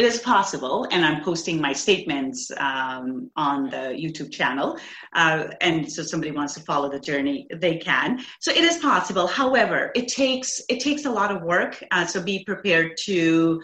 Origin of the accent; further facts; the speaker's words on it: India; now in Canada; So I grew up in India. I moved to Canada 20 years ago.